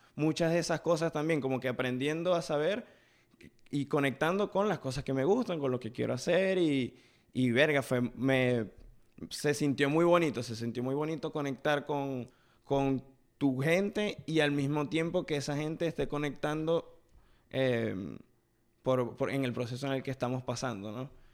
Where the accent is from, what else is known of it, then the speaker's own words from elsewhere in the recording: Venezuela; now in United States; por primera vez desde que estoy en Estados Unidos, pude hablar con alguien de la ciudad de donde yo vengo